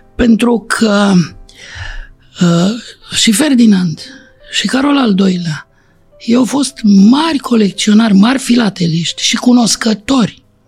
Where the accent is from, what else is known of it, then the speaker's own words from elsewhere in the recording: Romania; Din România